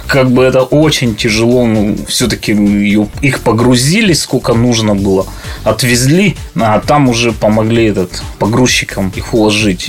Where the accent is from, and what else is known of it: Cherepovets, Vologda Oblast, Russia; born or raised there; also born or lived in Kharkiv, Ukraine